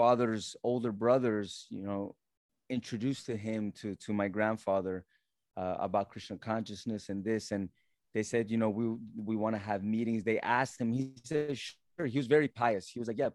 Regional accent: Alachua, Florida, United States; also born or lived in Mississippi / Colombia (family); I do remember coming to Alachua, and that was in 89. And I remember the small town that it was

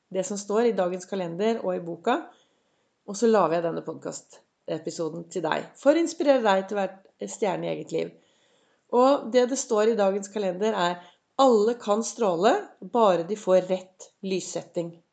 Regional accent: Oslo, Norway; nærmiljøet der jeg vokste opp. Og så syklet jeg opp til Gaustad sykehus.

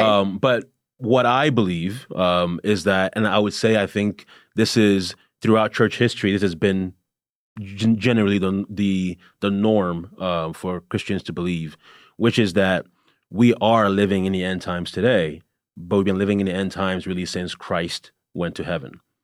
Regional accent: Canada; moved away; I'm originally from Canada

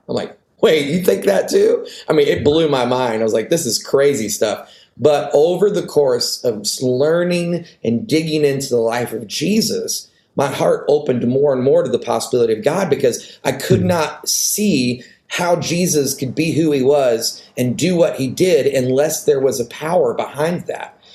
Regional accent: the North, United States; moved away; also born or lived in the South (US); in the culture I was raised in in the North

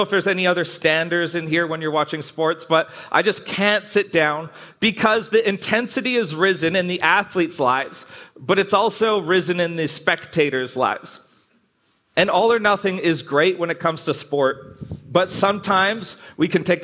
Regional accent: Canada; I'm Canadian

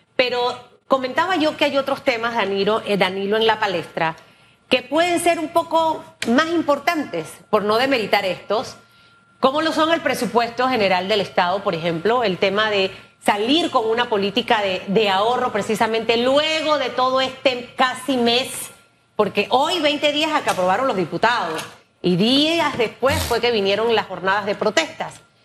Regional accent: Panama; como panameña

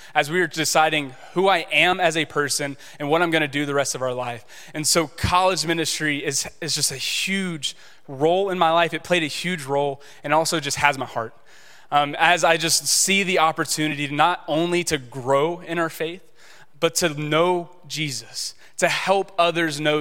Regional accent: Shreveport, Louisiana, United States; I grew up in Shreveport

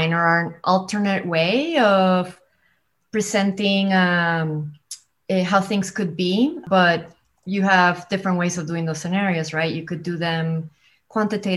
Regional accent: San Juan, Puerto Rico; also born or lived in Flagstaff, Arizona; I am originally from San Juan, from Puerto Rico, but I am zooming in from Flagstaff, Arizona.

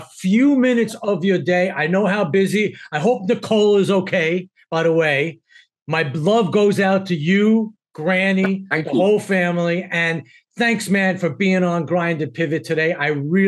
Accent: New York City, New York, United States; I'm from Queens, New York

